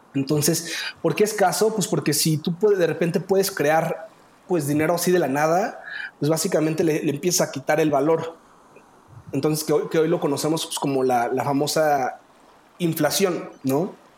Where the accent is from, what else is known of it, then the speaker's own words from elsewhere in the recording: Mexico; yo soy humano, mexicano